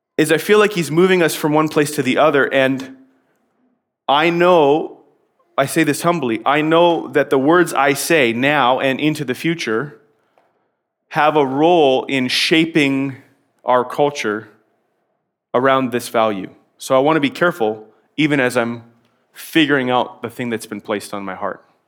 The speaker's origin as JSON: {"language": "English", "country": "Canada", "said": "I'm a Canadian"}